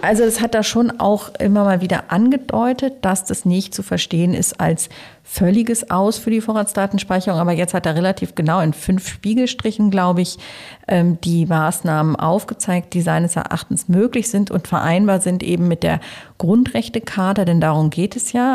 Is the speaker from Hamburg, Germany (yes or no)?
yes; Hamburg, Germany; moved away; also born or lived in Cologne; komme ja aus Hamburg